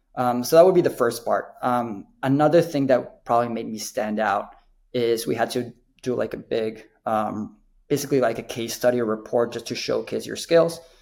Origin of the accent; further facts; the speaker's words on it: Mexico City, Mexico; now in United States; I'm I'm from Mexico City originate. Um, I think just that makes sports really important for us. We grew up watching soccer